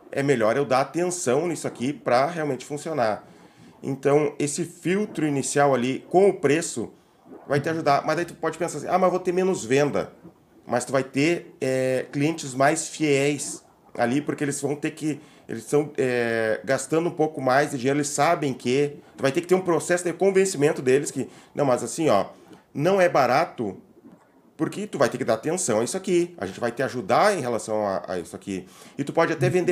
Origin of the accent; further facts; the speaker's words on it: Palmas, Tocantins, Brazil; de Palmas, do capital do Estado.